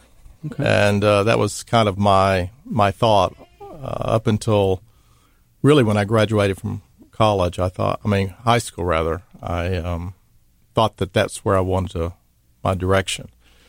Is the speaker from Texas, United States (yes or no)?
yes; Dallas, Texas, United States; moved away as an adult; also born or lived in Mississippi; Well, I'm from Dallas, Texas. It's where I grew up.